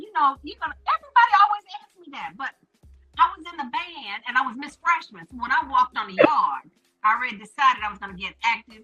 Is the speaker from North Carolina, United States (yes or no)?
yes; Winston-Salem, North Carolina, United States; also born or lived in Florida; Well, I currently live in Winston-Salem. However, I'm a military brat, and I was born in Florida.